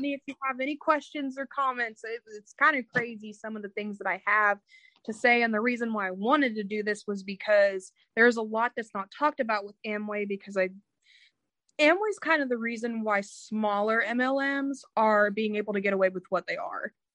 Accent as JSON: {"language": "English", "region": "Indiana", "country": "United States", "said": "I'm from Indiana"}